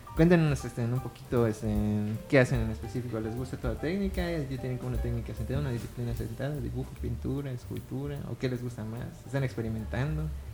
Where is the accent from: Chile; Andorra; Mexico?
Mexico; Mérida, Yucatán; also born or lived in Muna; nací aquí